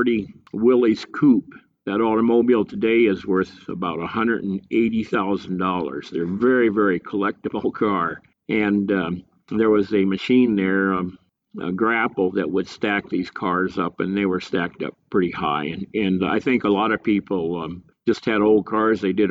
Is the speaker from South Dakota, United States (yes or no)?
yes; Custer State Park, South Dakota, United States; also born or lived in Rapid City, South Dakota; I grew up in Custer State Park, and my mom and dad were still living down there